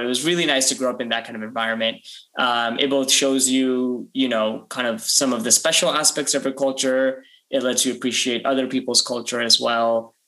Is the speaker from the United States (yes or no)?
yes; near Princeton, central New Jersey, United States; I am Indian American, and like a lot of Indian Americans, I grew up in New Jersey, specifically central New Jersey, about in a town about 5-10 minutes outside of Princeton.